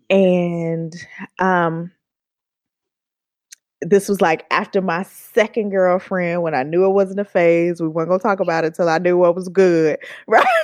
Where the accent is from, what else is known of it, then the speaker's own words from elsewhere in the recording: Oakland, California, United States; like, girl, like I'm from Oakland, okay?